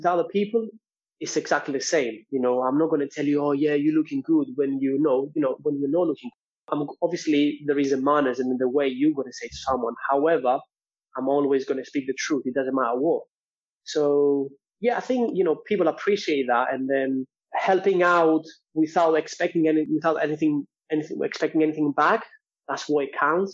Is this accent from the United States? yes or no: no; Greece; moved away; I'm from Greece and Cypriot